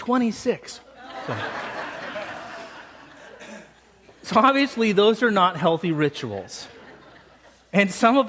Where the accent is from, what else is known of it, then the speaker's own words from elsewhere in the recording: Salt Lake City, Utah, United States; moved away; I grew up in Salt Lake City, Utah